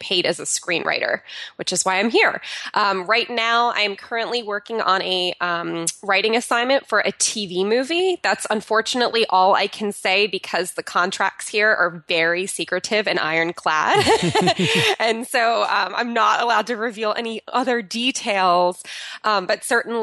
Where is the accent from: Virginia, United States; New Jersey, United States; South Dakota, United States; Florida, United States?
New Jersey, United States; moved away as an adult; now in California, United States; moving from my hometown of New Jersey to moving out to California